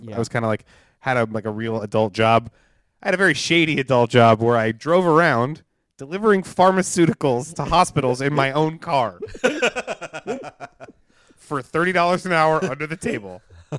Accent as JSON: {"language": "English", "town": "Allentown", "region": "Pennsylvania", "country": "United States", "tie": "born or raised there", "also_born_or_lived": "Philadelphia, Pennsylvania", "said": "I grew up in Allentown, Pennsylvania."}